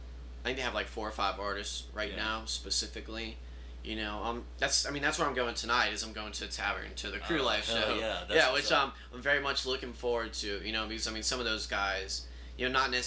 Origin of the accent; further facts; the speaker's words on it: Mobile, Alabama, United States; moved away; I'm from Mobile, Alabama.